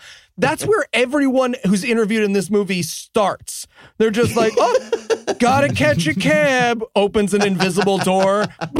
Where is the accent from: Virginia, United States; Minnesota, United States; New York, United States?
New York, United States; Binghamton; my hometown of Binghamton, New York.